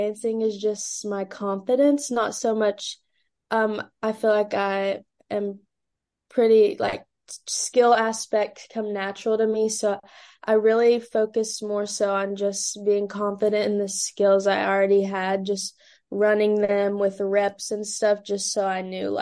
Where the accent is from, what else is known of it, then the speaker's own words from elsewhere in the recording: London, Kentucky, United States; now in Louisville, United States; my hometown is London, Kentucky, which is about 2 hours south of Louisville.